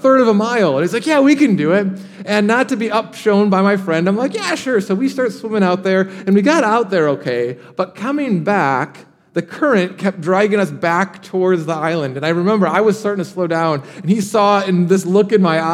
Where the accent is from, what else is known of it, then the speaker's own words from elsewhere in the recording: Michigan, United States; now in Austin, United States; I grew up in Michigan, and we have something called the Great Lakes.